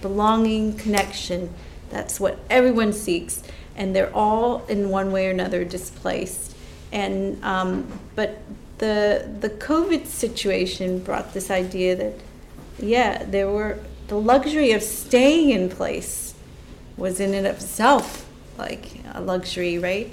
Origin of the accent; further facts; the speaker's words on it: United States; as an American